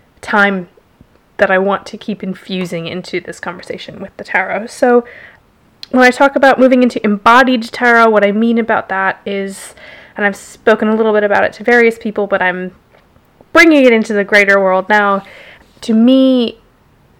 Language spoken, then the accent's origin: English; Jackson, Wyoming, United States; moved away as an adult; now in London, United Kingdom; I was born in Jackson, Wyoming